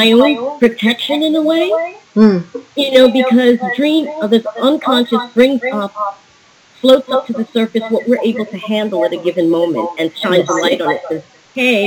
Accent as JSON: {"language": "English", "region": "New York", "country": "United States", "moved": "as an adult", "said": "I'm a New Yorker"}